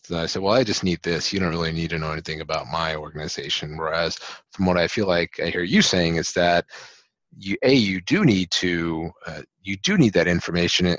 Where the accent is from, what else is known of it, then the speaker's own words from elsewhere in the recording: United States; I grew up in the States.